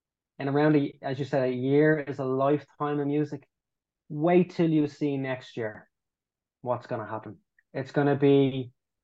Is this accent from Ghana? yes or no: no; Ireland; we love being Irish, we love the fact we're Irish